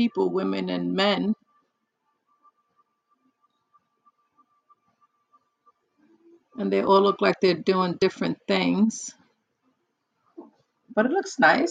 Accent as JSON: {"language": "English", "region": "New York", "country": "United States", "tie": "born or raised there", "also_born_or_lived": "New Jersey", "said": "I was born and raised in New York."}